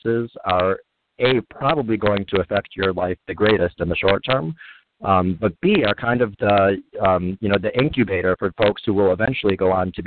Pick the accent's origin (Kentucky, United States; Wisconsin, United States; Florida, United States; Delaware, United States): Wisconsin, United States; Kenosha; moved away as an adult; also born or lived in Chicago, Illinois / Indiana / Los Angeles, California; I was born in Kenosha, Wisconsin, and grew up kind of in that area, about an hour north of Chicago.